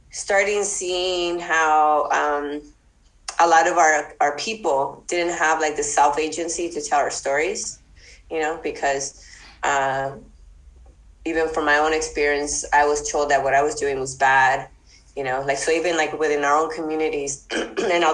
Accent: Los Angeles, California, United States; I grew up in Boyle Heights and East

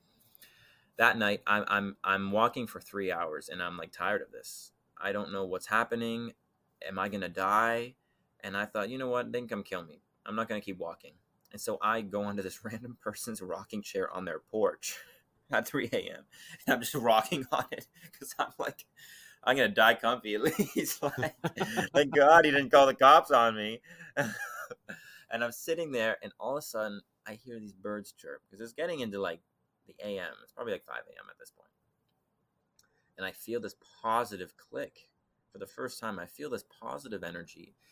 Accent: Canada; I heard about the story of Jesus from growing up in Canada

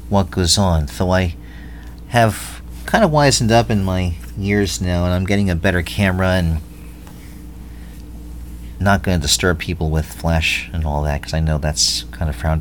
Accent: New York, United States; growing up in New York, growing up near the beaches

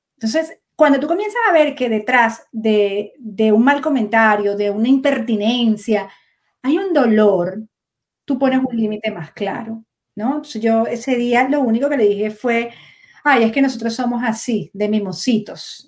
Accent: Caracas, Capital District, Venezuela; nací en Caracas

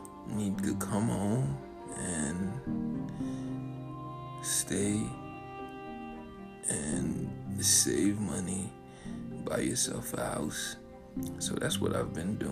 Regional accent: Florida, United States; I'm not from here. I'm from Florida

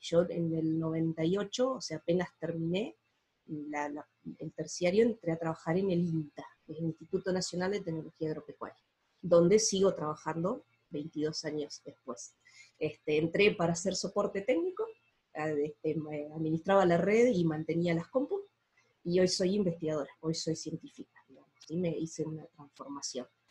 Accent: La Pampa, Argentina; also born or lived in Juan José Paso, Buenos Aires Province, Argentina; yo nací en el año 77 eh, en Juan José Paso, eso es al oeste de la provincia de Buenos Aires, de Pehuajó. Y cuando tenía nueve años nos mudamos a la provincia de La Pampa, que es donde vivo hoy

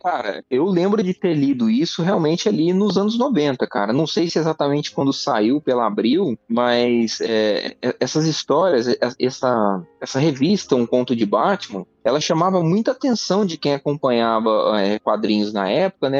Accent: Barretos, São Paulo, Brazil; eu sou eu sou de Barretos

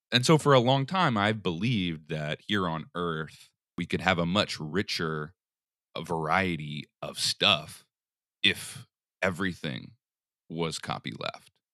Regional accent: Philadelphia, Pennsylvania, United States; moved away as an adult; also born or lived in Portland, Oregon; I, I grew up in Philly, in the city, till I was, like, in fourth grade or so, then we moved to the burbs

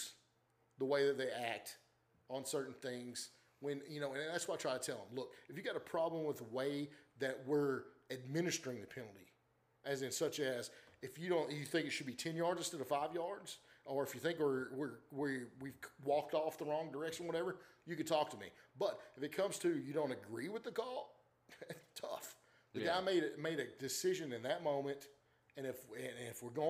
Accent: Glasgow, Kentucky, United States; moved away as an adult; grew up in Glasgow, Kentucky

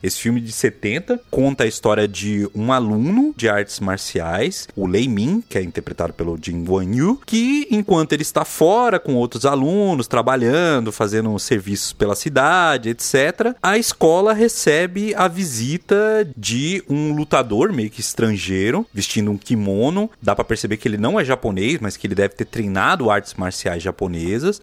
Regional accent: Bahia, Brazil; now in São Paulo, Brazil; Eu lembro de quando era criança na Bahia, veja só, lá 92, 91

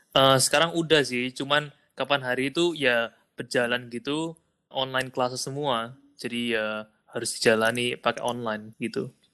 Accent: Surabaya, East Java, Indonesia; now in United States; dari Surabaya

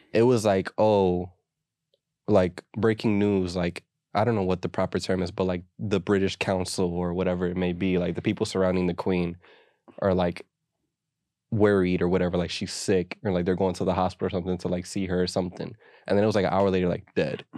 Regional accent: United States; we're American

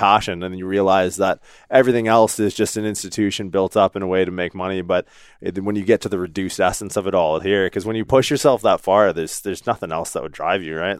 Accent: Newfoundland and Labrador, Canada; moved away; also born or lived in Windsor, Ontario; I was born in Newfoundland

